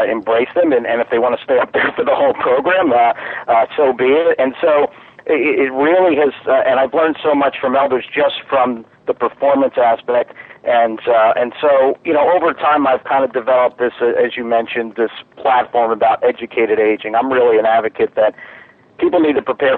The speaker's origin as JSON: {"language": "English", "town": "Philadelphia", "region": "Pennsylvania", "country": "United States", "moved": "as an adult", "lives_now": "North Carolina, United States", "said": "I'm originally from Philadelphia, moved down to the Carolinas 14 years ago"}